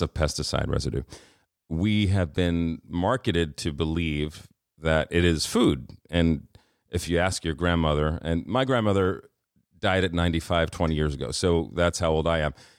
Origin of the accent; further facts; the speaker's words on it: New York City, New York, United States; growing up in Queens